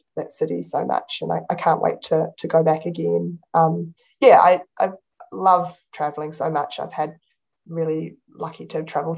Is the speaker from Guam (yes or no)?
no; New Zealand; moved away as an adult; now in Melbourne, Australia; as a New Zealander